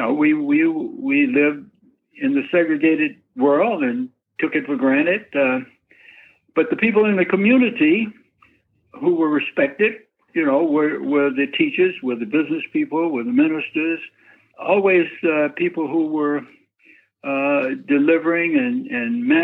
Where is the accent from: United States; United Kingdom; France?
United States; Memphis, Tennessee; also born or lived in Northfield, Massachusetts; I was growing up in Memphis.